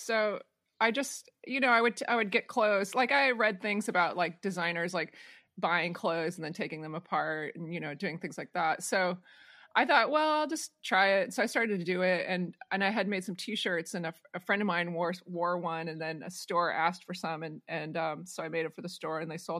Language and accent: English; Marion, Iowa, United States; So I grew up in Marion, Iowa, and it's like sort of this small town outside of Cedar Rapids, which is like the bigger city in Iowa.